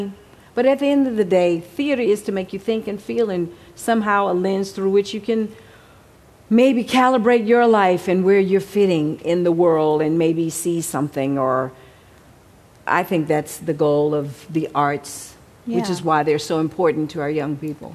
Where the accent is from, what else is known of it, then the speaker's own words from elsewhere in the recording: Houston, Texas, United States; also born or lived in Mexico City; now in Los Angeles, United States; by the time I got back to Texas, where I grew up in Houston